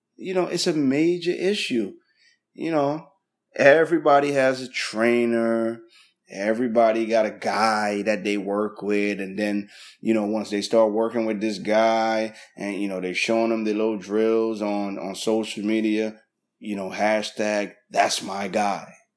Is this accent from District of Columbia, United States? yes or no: no; East Orange, New Jersey, United States; I grew up in East Orange, New Jersey.